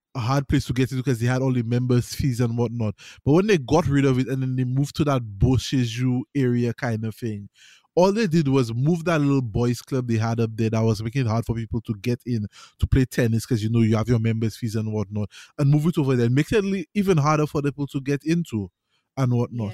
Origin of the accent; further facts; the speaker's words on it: St. Lucia; I play tennis in Saint Lucia, I grew up playing tennis in Saint Lucia